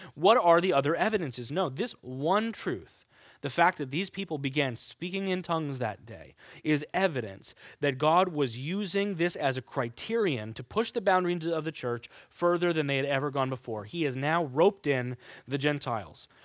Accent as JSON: {"language": "English", "region": "Kansas", "country": "United States", "moved": "yes", "lives_now": "New York, United States", "said": "I'm from Kansas"}